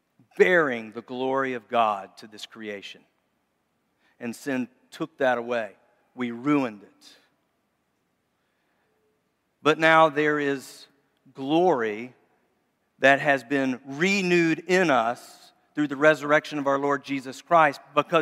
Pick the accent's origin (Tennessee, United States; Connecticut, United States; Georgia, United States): Tennessee, United States; Memphis; I grew up lived in Memphis for a long time, so I always think Elvis gives hope.